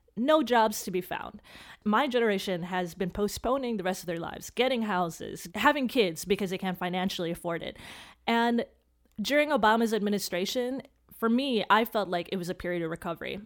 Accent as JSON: {"language": "English", "town": "Chicago", "region": "Illinois", "country": "United States", "tie": "born or raised there", "said": "my parents were immigrants, so we're first generation, uh, here, and I grew up in Chicago"}